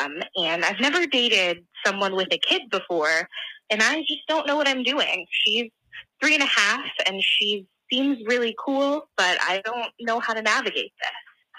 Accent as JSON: {"language": "English", "region": "Illinois", "country": "United States", "said": "I'm 23 and I'm from Central Illinois. Yeah, you do have Midwestern listeners."}